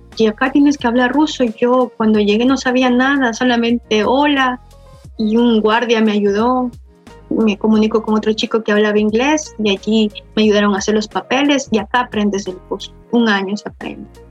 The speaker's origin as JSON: {"language": "Spanish", "town": "Quito", "region": "Pichincha", "country": "Ecuador", "moved": "as an adult", "lives_now": "Russia", "said": "yo soy ecuatoriana, de, vivo en la ciudad de Quito, en Tumbaco, que es un valle"}